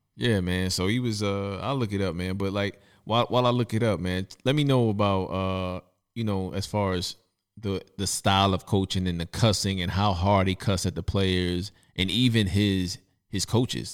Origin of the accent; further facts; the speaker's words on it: New York City, New York, United States; I'm from Brooklyn, I'm from Bed-Stuy, and there was things that went on during my childhood